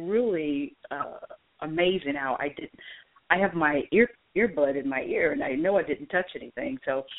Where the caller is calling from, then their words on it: Atlanta, Georgia, United States; I'm in Atlanta.